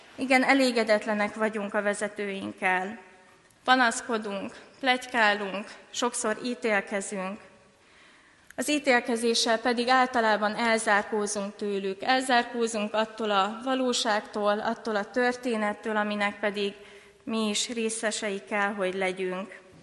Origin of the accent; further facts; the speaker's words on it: Hungary; first language Hungarian; Magyar honfitársaim